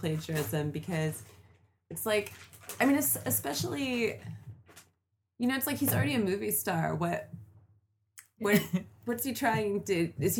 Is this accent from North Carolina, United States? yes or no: no; Manhattan Beach, California, United States; now in Los Angeles, United States; I grew up in the South Bay, then I went to UCLA, then I moved kind of mid-city, and then I lived over near USC, and then I moved back to mid-city